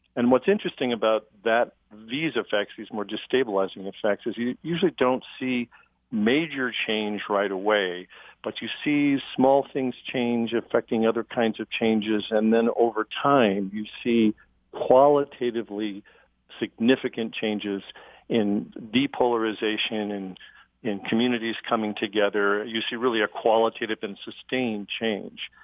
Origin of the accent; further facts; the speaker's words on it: Chicago, Illinois, United States; I come from Chicago, which had a political machine